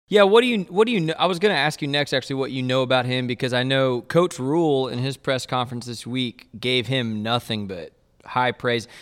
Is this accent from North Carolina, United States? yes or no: no; Waco, Texas, United States; growing up in Waco and then, and then going to Baylor